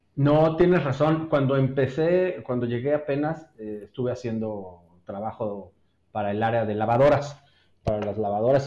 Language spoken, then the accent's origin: Spanish; Mexico City, Mexico; moved away as an adult; now in Querétaro, Mexico; yo nací en la Ciudad de México y este, allá estudié en la Universidad Iberoamericana